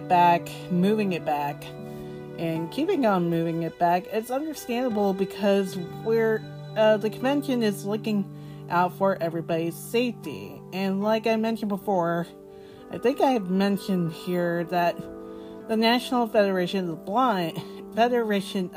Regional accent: Florida, United States; also born or lived in Boston, Massachusetts; live in Florida since I was 2 years old

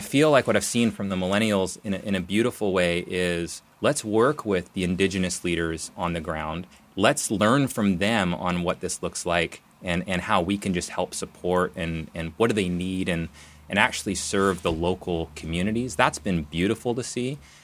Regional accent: Nelson, British Columbia, Canada; moved away as an adult; also born or lived in Calgary; now in Portland, United States; I grew up in Nelson, B C, so I'm a Canadian, even though I'm down here in Portland.

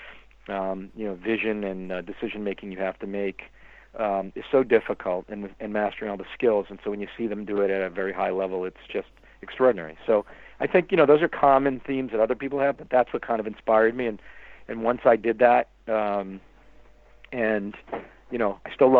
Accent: Boston, Massachusetts, United States; I happen to love the Bruins growing up because I grew up in the Bobby Orr era, and if you grew up in when Bobby Orr was a player here

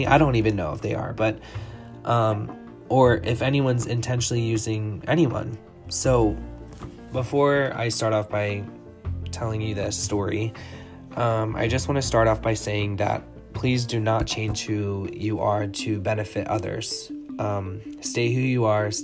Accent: Clayton, Delaware, United States; I am a small town boy raised by two lovely people, and I am from Delaware. I'm from Clayton, Delaware

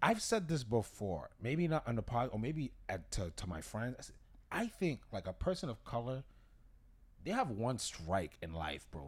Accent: Massachusetts, United States; we're from Massachusetts, we're from New England

